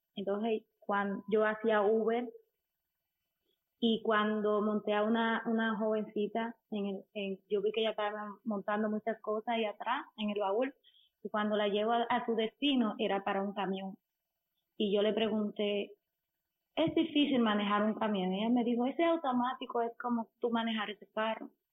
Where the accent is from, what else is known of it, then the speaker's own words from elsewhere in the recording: Dominican Republic; soy dominicana.